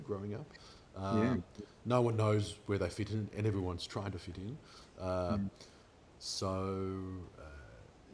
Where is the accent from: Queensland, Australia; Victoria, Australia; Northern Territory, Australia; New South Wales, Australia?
Victoria, Australia; Melbourne; also born or lived in Asia; I was born in Melbourne